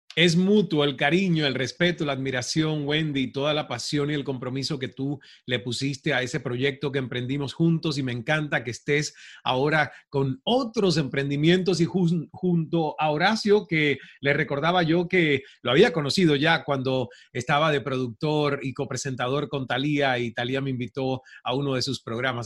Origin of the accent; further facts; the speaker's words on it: Santiago de Cuba, Cuba; moved away as an adult; also born or lived in Toronto, Canada / Mexico; yo soy del oriente del país, soy de Santiago de Cuba